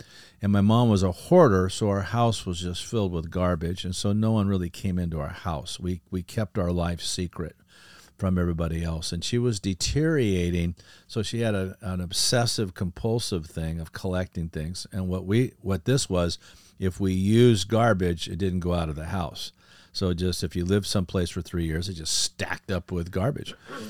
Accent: El Segundo, California, United States; I grew up in a beach town called El Segundo, right next to Manhattan Beach in the LA airport.

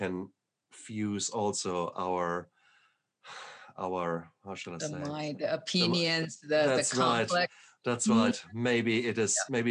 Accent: Germany; moved away; also born or lived in Berlin, Germany; I come from Germany. And whilst I always considered myself German, very German

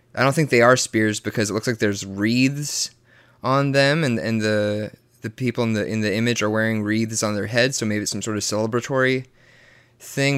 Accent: the Bible Belt, Southern United States, United States; born or raised there

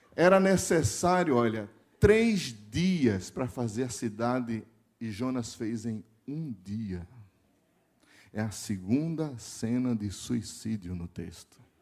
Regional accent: Recife, Pernambuco, Brazil; Como nós somos do Nordeste, eu sou de Recife

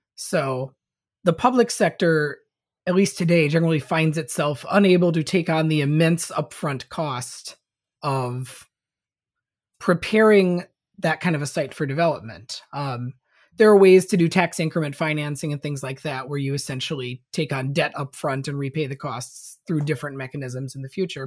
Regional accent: Saint Paul, Minnesota, United States; my hometown, um, of Saint Paul, Minnesota, where I currently am

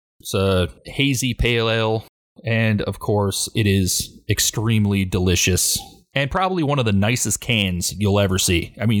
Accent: Detroit, Michigan, United States; I'm from Detroit, Michigan.

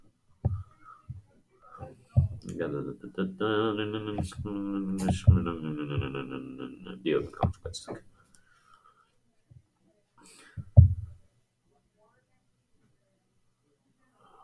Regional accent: United States; I'm American, I don't know metric

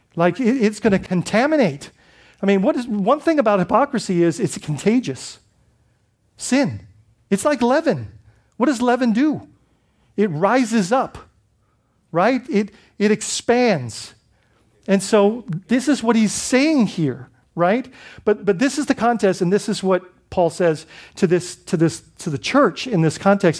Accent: Bahamas; moved away; I grew up in the Bahamas, so we had a lot of British background.

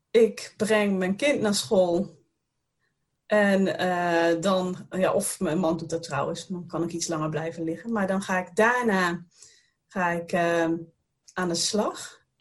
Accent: Roosendaal, North Brabant, Netherlands; also born or lived in Tilburg / Den Bosch; Ja, ik ben een Brabantse. Ik ben geboren in Roosendaal, vlakbij de grens met België. En ehm, daar heb ik eh, heel lang gewoond, tot tijdens mijn studie.

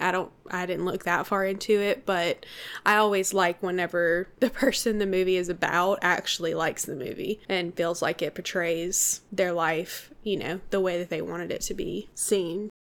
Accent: Mississippi, United States; we're from Mississippi

